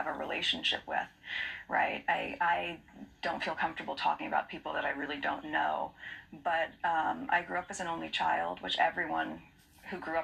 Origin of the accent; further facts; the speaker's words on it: United States; moved away; my being American